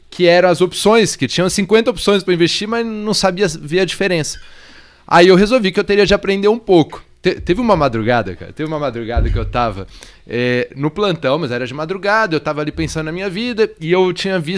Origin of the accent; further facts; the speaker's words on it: Brasília, Federal District, Brazil; Eu vim de Brasília e desde jovem ali, fazendo prova de vestibular e tal, tinha pouco dinheiro